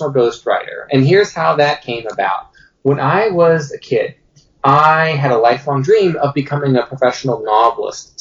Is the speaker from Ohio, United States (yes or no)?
yes; Dayton, Ohio, United States; when I was a kid growing up here in Dayton, Ohio